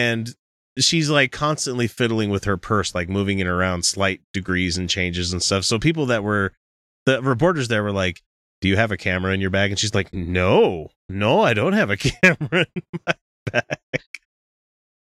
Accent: Utah, United States; We hail from Utah

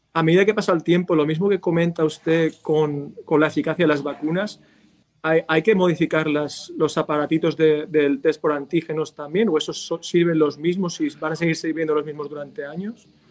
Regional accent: Valencia, Valencian Community, Spain; now in Kansas City, United States; yo soy de Valencia

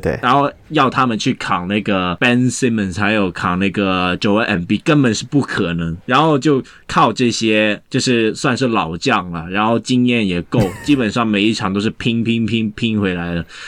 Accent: Hong Kong; 那感觉应该也不是我们香港人想玩的东西

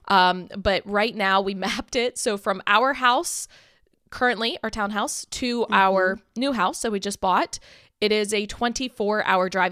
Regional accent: Maryland, United States; Billy and I both have only ever lived in Maryland. We were born and raised in Maryland

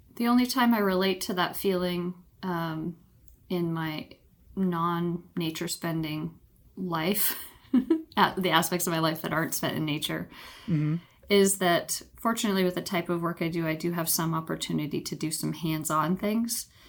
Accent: Ontario, Canada; moved away as an adult; also born or lived in British Columbia; I grew up in Ontario, Canada, moved out west to British Columbia for university

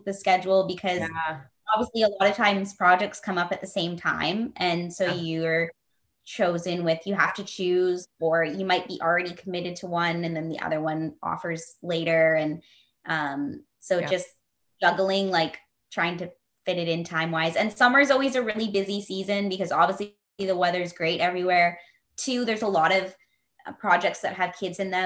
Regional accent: Vancouver, British Columbia, Canada; also born or lived in Alberta; I was born in Alberta, which is kind of a prairie country. It gets cold there. And then we moved to BC, Vancouver, which is obviously the West Coast

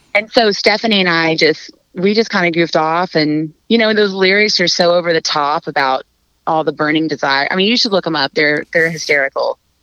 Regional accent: Fort Worth, Texas, United States; I'm from Fort Worth

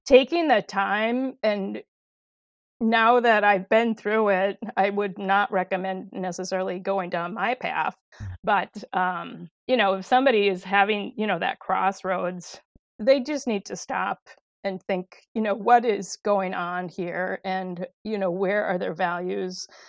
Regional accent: De Pere, Wisconsin, United States; I grew up in De Pere, Wisconsin, and um, born and raised

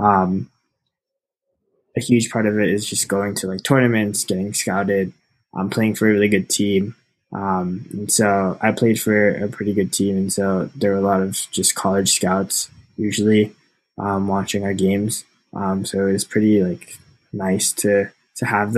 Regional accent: New York City, New York, United States; moved away as an adult; now in Bethlehem, United States; I grew up in New York City

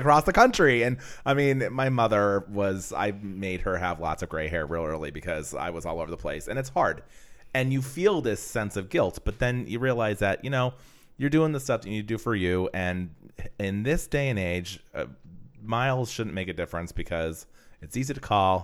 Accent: Pennsylvania, United States; moved away; I'm from Pennsylvania

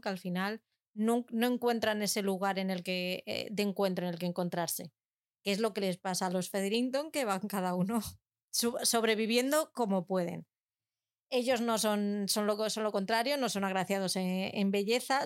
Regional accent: Algete, Community of Madrid, Spain; que están en mi pueblo además, y como la cabra siempre tira al monte, pues yo lo tengo que decir, tienen los almacenes en Algete, en Madrid

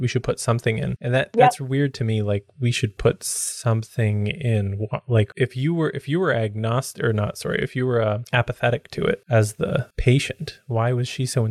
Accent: Canada; I'm Canadian

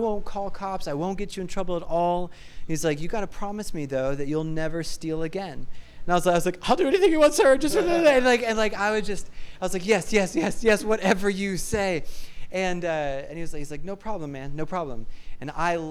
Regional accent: Hutchinson, Kansas, United States; I grew up in Hutchinson, Kansas

